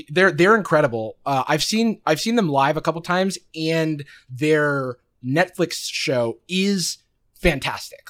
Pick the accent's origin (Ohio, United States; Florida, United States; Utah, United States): Florida, United States; Gainesville; growing up in Gainesville, Florida